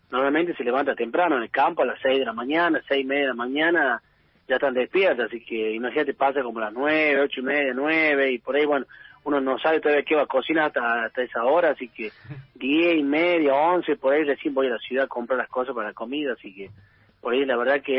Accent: Tucumán, Argentina; also born or lived in Buenos Aires / France; después ya me quedé acá en mi pueblo porque fui presidente del club donde, donde, donde vivo

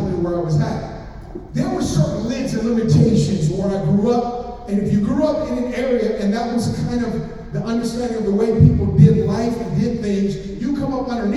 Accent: Oakland, California, United States; I'm from Oakland, California.

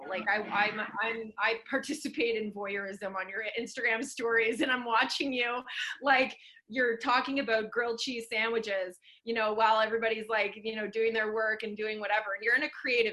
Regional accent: Sudbury, Ontario, Canada; now in Vancouver, Canada; we're both from Sudbury. That's my hometown where I grew up

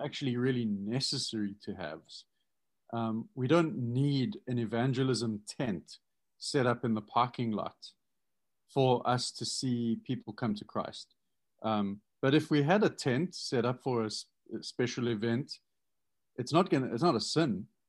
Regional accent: South Africa; now in United States; as a South African coming

